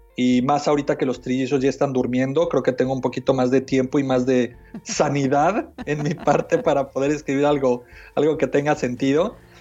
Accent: Mexico City, Mexico; moved away as an adult; now in United States; yo nací y crecí en México, en la Ciudad de México, y me mudé a Estados Unidos hace como 17 años

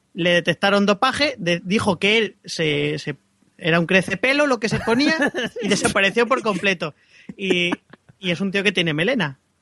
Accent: Castilla-La Mancha, Spain; moved away as an adult; hasta que no salí de mi pueblo, con 18 años

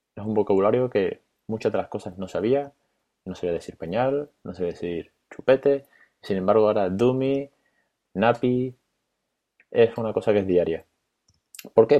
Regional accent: Spain; no soy bilingüe y tal vez mi inglés es medio, como el de todos los españoles

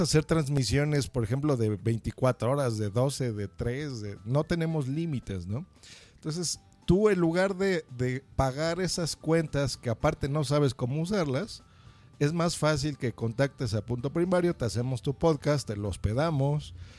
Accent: Mexico; yo soy mexicano

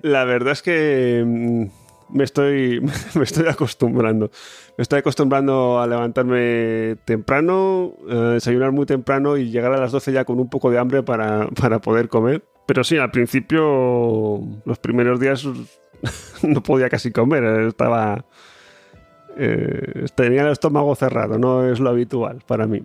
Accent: Spain; moved away as an adult; now in Switzerland; siendo español

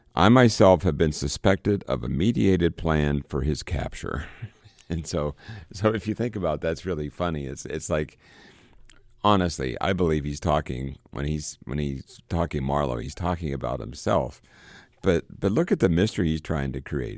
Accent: Johnstown, Pennsylvania, United States; moved away; my hometown of Johnstown

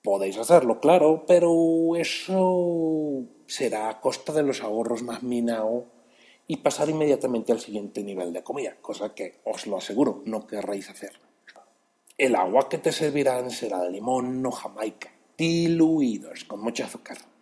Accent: Mexico City, Mexico; yo soy ese chilango

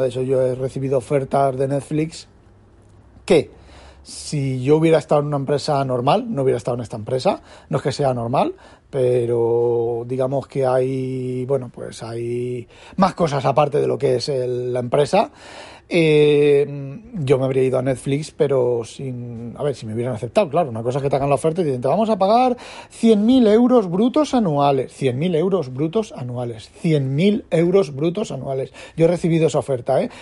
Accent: Spain; now in Netherlands; yo soy español

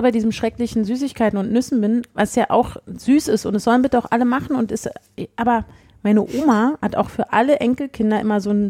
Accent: Berlin, Germany; Wir kommen alle aus Berlin, die hätten auch einfach nur fünf Straßen weiter zu ihren Eltern fahren können

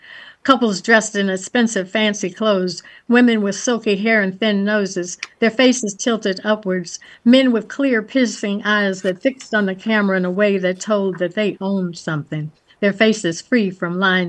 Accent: Washington, District of Columbia, United States; growing up in the Shaw community in DC.

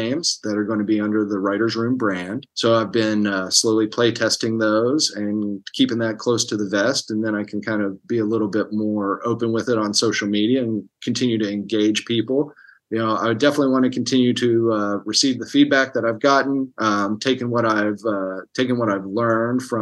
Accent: Hurricane, West Virginia, United States; moved away as an adult; now in Los Angeles, United States; I'm from Hurricane and grew up in Putnam County

